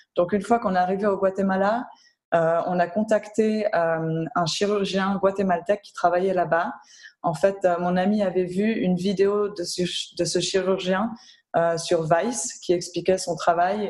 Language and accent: French; Geneva, Switzerland; also born or lived in Belgium / Lebanon; j'ai grandi à Genève aussi, hein, entourée d'organisations internationales partout